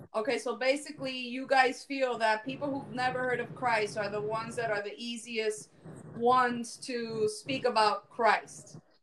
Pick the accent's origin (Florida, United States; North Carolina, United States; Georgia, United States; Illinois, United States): Florida, United States; Miami-Dade County; I was born and raised in Miami Dade County.